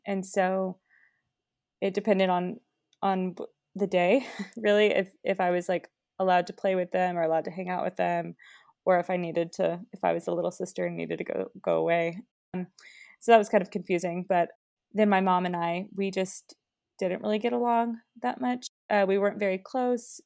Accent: Springfield, United States; moved away as an adult; I grew up in Springfield. I lived there, you know, my whole life

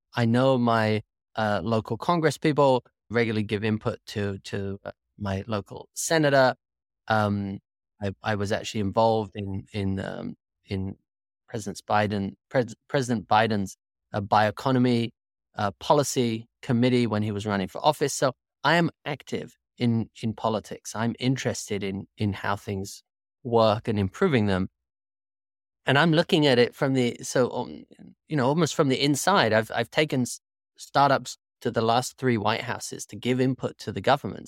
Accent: United Kingdom; moved away as an adult; also born or lived in Singapore / Malaysia; now in United States; I grew up in the United Kingdom

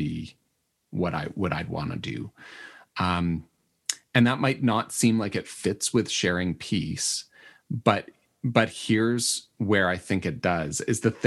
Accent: Manitoba, Canada; I'm from Manitoba

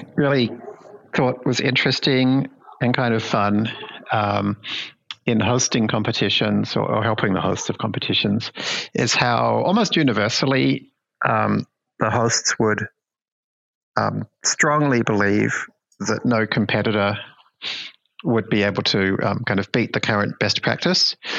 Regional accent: Melbourne, Victoria, Australia; my hometown in Melbourne, Australia

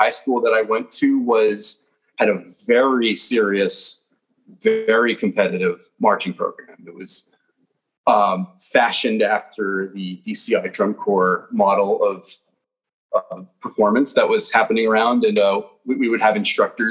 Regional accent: New Jersey, United States; born or raised there; also born or lived in Flushing, Queens, New York / Manhasset, New York

